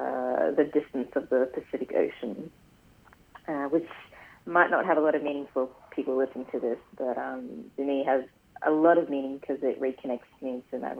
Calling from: Brisbane, Queensland, Australia; I'm calling in from, well, my office at the moment in Paddington. But yeah, I live and work on Yagara and Turrbal country.

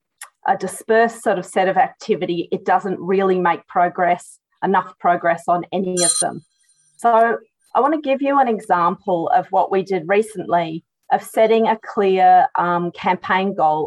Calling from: Victoria, Australia; I'd like to acknowledge that I'm joining from Wurundjeri country and pay respect to elders past and present.

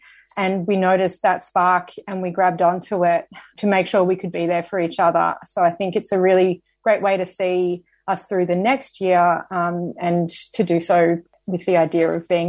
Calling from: Victoria, Australia; I'd like to firstly acknowledge that I'm calling in from Wurundjeri land, unceded lands

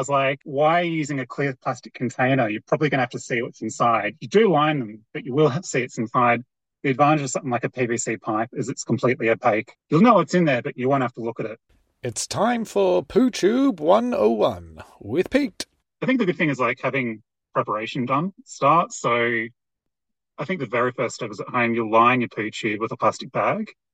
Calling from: Mount Buller, Victoria, Australia; I'm calling in from Bulla Bulla, which is also known as Mount Buller in Victoria

